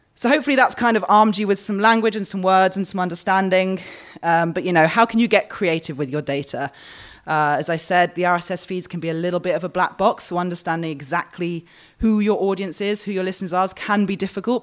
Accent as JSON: {"language": "English", "region": "London", "country": "United Kingdom", "moved": "yes", "lives_now": "Australia", "said": "I'm from London"}